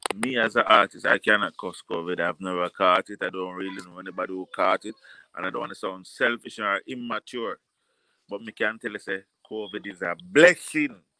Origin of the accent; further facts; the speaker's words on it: Jamaica; accent: patois; as a Jamaican and you won't know if I don't open my mouth. And when I open my mouth, I'm not talking a patois.